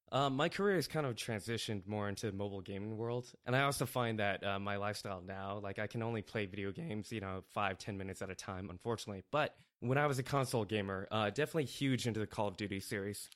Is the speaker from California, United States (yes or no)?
yes; Northern California, United States; also born or lived in Indiana; Born in Indiana, lived in Indiana for eight years, uh, but then, uh, moved to Northern California in nineteen eighty-nine